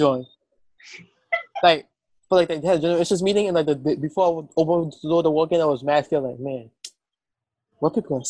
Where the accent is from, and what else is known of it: United States